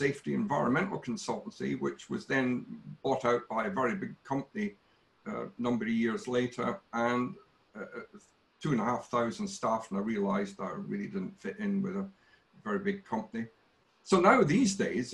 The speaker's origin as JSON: {"language": "English", "area": "near Glasgow", "region": "Scotland", "country": "United Kingdom", "tie": "born or raised there", "said": "I grew up in a place called Kilkeggy, and not many people will know that, but it's about 17 miles out of Glasgow"}